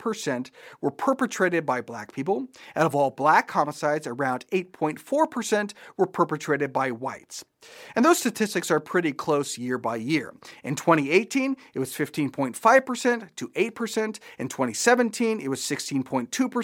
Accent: Japan; I grew up in Japan

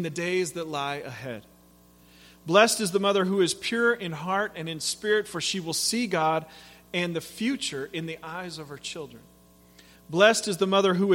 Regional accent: Pacific Northwest, United States; moved away; I grew up in the Pacific Northwest

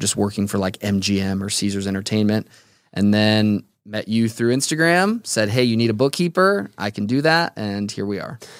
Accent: Las Vegas, Nevada, United States; born and raised in Las Vegas.

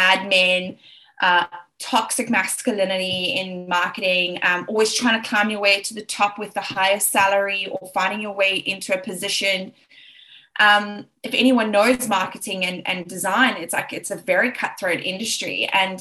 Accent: Johannesburg, Gauteng, South Africa; accent: South African; I'm South African. I'm originally from Johannesburg, South Africa

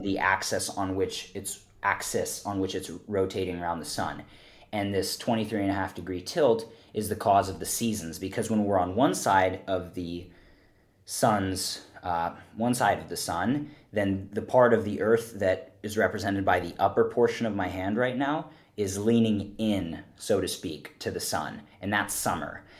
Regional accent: Philadelphia, Pennsylvania, United States; I grew up in Pennsylvania, for the listener audience, in Philadelphia

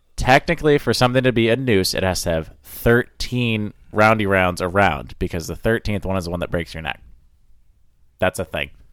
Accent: Maine, United States; I grew up in Maine

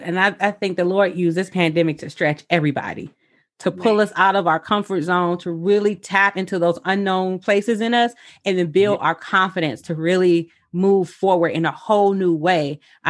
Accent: Michigan, United States; also born or lived in Oregon; I actually moved back home in the pandemic. Uh-huh. So I moved from Oregon to Michigan in late July.

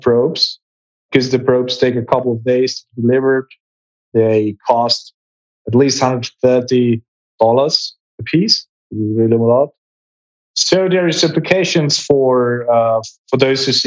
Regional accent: Graz, Styria, Austria; I was studying molecular biology in my hometown in Graz, in Austria

